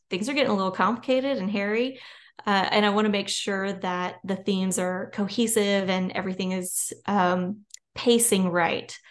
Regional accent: Louisiana, United States; I'm from Louisiana.

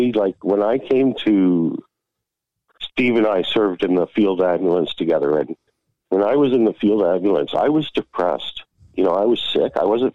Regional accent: Blackie, Alberta, Canada; also born or lived in East York / Calgary; back in 77, and my dad got out, and we moved to this little town of 350 people called Blackie, Alberta.

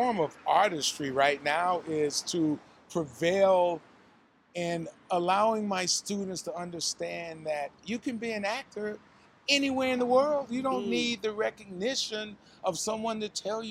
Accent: Asheville, North Carolina, United States; now in Hollywood, United States; I'm from North Carolina, a little small town in the mountains

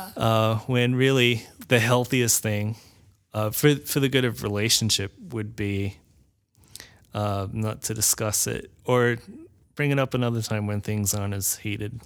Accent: Australia; now in United States; my country that I actually had citizenship

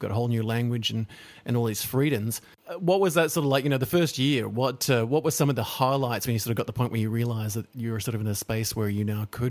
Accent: Papua New Guinea; also born or lived in Solomon Islands; because I grew up in Papua New Guinea and then the Solomon Islands, and we had a very diverse and multicultural world

